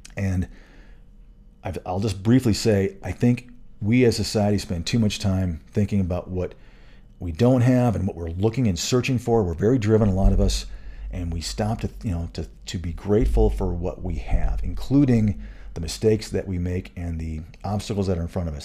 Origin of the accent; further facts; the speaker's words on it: Michigan, United States; moved away as an adult; also born or lived in Florida / Colorado; I grew up in Michigan